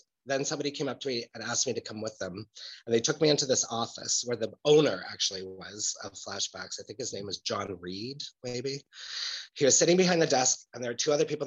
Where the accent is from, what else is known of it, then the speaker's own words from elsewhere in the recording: Edmonton, Alberta, Canada; also born or lived in Germany; now in Berlin, Germany; growing up in Edmonton in those times